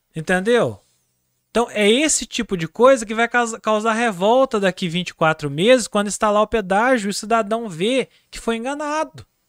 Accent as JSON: {"language": "Portuguese", "town": "Andradas", "region": "Minas Gerais", "country": "Brazil", "said": "Eu sou de Andradas"}